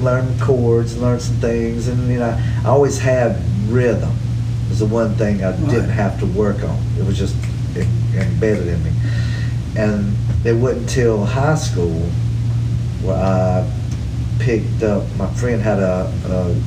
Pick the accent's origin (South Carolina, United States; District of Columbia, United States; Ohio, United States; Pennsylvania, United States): South Carolina, United States; Hartsville; I grew up in Hartsville, South Carolina